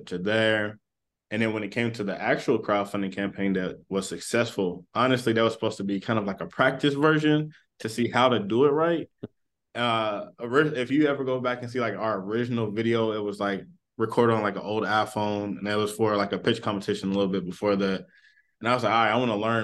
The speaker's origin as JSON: {"language": "English", "town": "Lexington", "region": "Kentucky", "country": "United States", "tie": "born or raised there", "also_born_or_lived": "Louisville, Kentucky / Ohio", "said": "I'm originally from Lexington, but I've been in this like region majority of my high school and below life."}